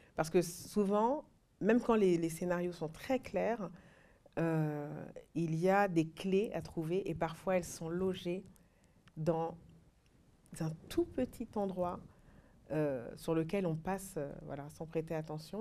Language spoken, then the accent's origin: French; France; also born or lived in Mali; j'ai grandi en France